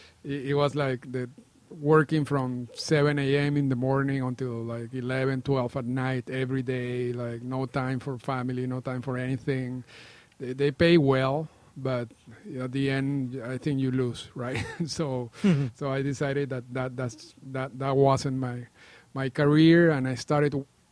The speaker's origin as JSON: {"language": "English", "town": "Caracas", "region": "Capital District", "country": "Venezuela", "tie": "born or raised there", "moved": "as an adult", "lives_now": "Toronto, Canada", "said": "I was born in Caracas, Venezuela. I grew up there, and I moved to Canada in 1998."}